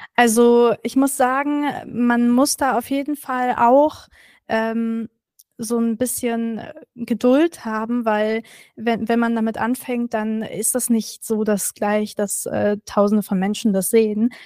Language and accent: German; Berlin, Germany; ich bin Berlinerin